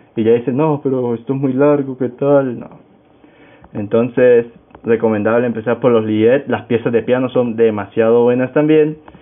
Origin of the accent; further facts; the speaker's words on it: Táchira, Venezuela; soy venezolano, actualmente vivo en el estado Táchira, me crié en el estado Táchira, tachirense